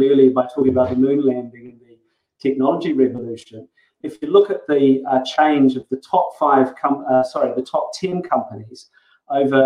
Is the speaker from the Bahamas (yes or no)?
no; New Zealand; accent: Kiwi; as you may have noticed from my accent, I'm actually a Kiwi